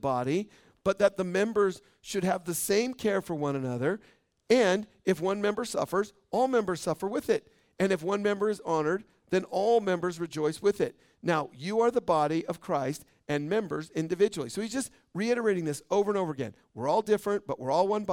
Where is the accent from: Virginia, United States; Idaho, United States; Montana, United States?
Idaho, United States; Boise; now in Caldwell, United States; I was born in Boise